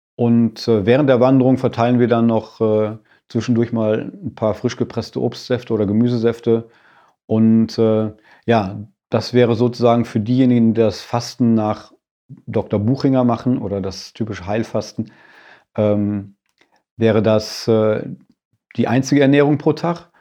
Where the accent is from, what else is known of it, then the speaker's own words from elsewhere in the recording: Sauerland, North Rhine-Westphalia, Germany; now in Bad Grund, Germany; Ich bin auch in Bergen groß geworden, jetzt zwar in einem anderen Mittel, im anderen Mittelgebirge, im Sauerland